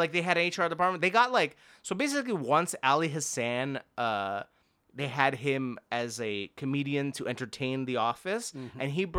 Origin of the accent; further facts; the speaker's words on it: Montreal, Quebec, Canada; I'm from Montreal